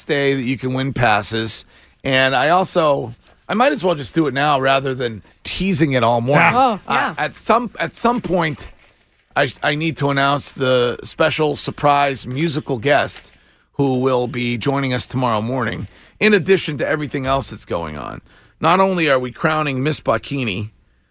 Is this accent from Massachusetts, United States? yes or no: yes; Stow, Massachusetts, United States; my hometown police department. That is Stowe